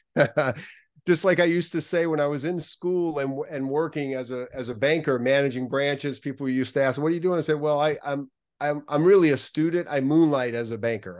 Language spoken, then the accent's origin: English; New Orleans, Louisiana, United States; also born or lived in New York; now in Southern California, United States; I grew up right outside of New Orleans